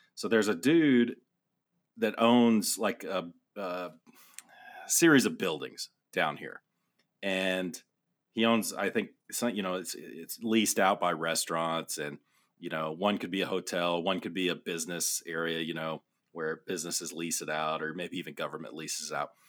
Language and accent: English; Amarillo, Texas, United States; I grew up in Amarillo